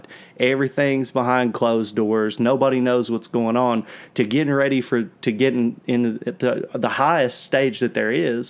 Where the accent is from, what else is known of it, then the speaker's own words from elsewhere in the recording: Southwest Virginia, United States; where we're from